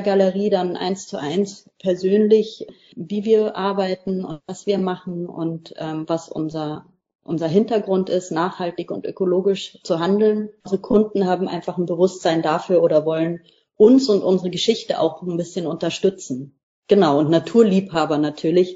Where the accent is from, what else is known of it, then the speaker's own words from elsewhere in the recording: Lower Bavaria, Germany; moved away as an adult; now in Mecklenburg-Vorpommern, Germany; wir kommen auch beide aus Niederbayern, sind beide auf dem Land groß geworden.